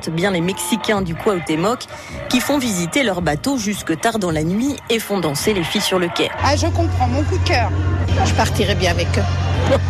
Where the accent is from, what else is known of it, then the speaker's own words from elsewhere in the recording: Namur, Wallonia, Belgium; On vient de Belgique, d'un de Namur.